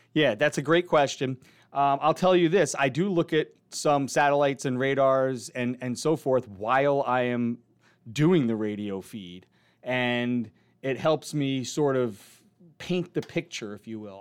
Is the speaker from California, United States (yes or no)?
no; New Rochelle, New York, United States; I grew up down in New Rochelle in Westchester County